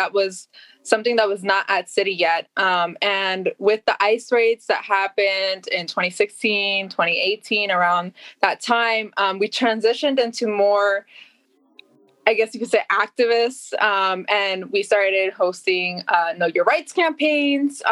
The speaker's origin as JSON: {"language": "English", "town": "Baltimore", "region": "Maryland", "country": "United States", "said": "I am from Baltimore. But my family's from Guatemala."}